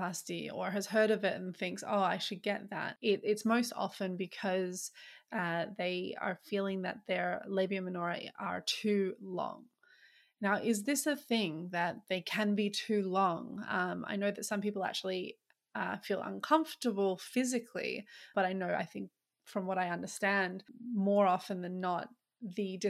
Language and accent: English; Australia; I'm Aussie